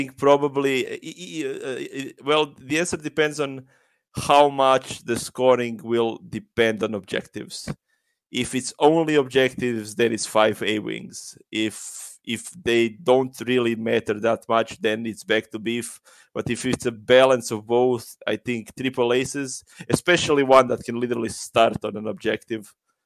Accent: Croatia; I'm from Croatia, we don't really have a local community

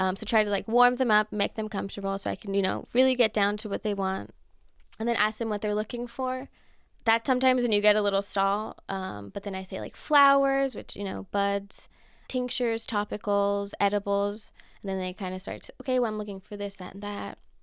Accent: Los Angeles, California, United States; I grew up in Los Angeles, Echo Park, so I'm a local

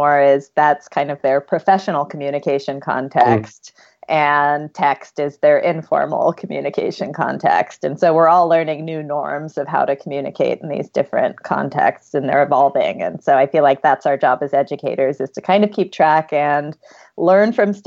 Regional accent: South Carolina, United States; now in Silicon Valley, United States; I grew up in South Carolina

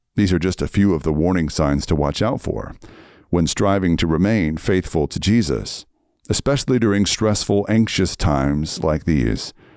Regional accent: Red Lick, Texas, United States; moved away; also born or lived in Seattle; I was raised in Red Lick, Texas

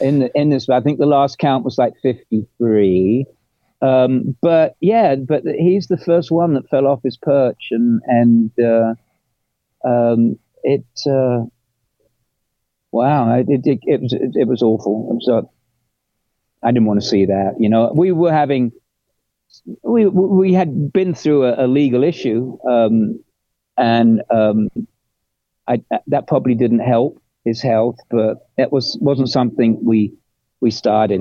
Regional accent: England, United Kingdom; moved away as an adult; also born or lived in London; I'm English

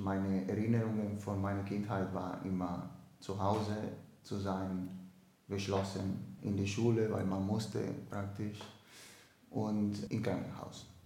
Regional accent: Dominican Republic; German is a second language; Ich komme aus der Dominikanischen Republik bin 25 Jahre alt, ähm, bin der vierte von vier Geschwistern, alle Brüder.

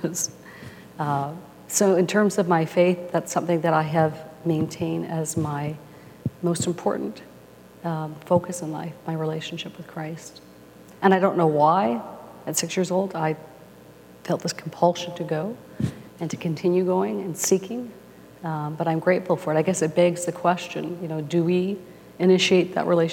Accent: Winnipeg, Manitoba, Canada; from the time I was 6 years old, I grew up in Winnipeg

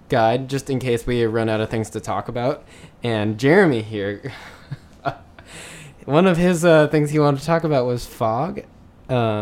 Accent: Minneapolis, Minnesota, United States; now in Chicago, United States; I'm from Minneapolis

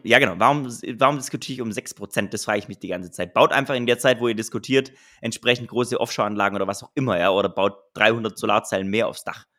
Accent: Southern Germany, Germany; ich komme ja aus dem Süden von Deutschland

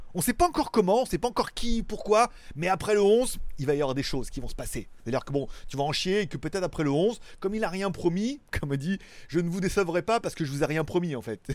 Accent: France; now in Thailand; je suis un Français en Thaïlande

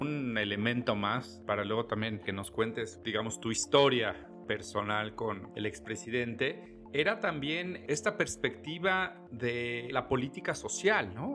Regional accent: Mexico; como país, como mexicanos

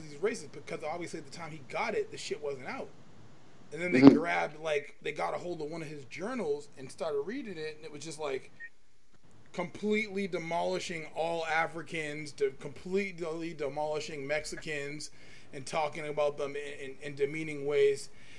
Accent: El Salvador; now in Canada; I'm not El Salvadorian anymore, I'm Canadian.

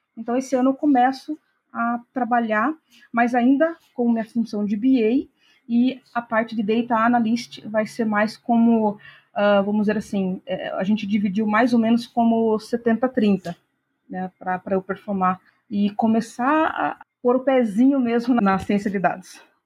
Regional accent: Piracicaba, São Paulo, Brazil; moved away as an adult; now in Americana, Brazil; Eu sou do interior de São Paulo, nasci na cidade de Piracicaba, mas há algum tempo já que eu moro em Americana

